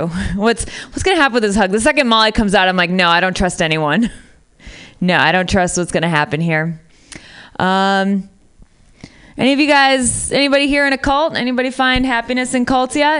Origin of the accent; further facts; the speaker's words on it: Midwest, United States; moved away as an adult; also born or lived in Syria; now in San Francisco, United States; I'm from the Midwest, moved to Syria